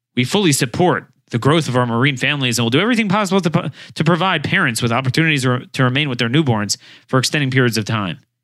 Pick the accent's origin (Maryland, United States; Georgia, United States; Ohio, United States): Maryland, United States; Baltimore; my hometown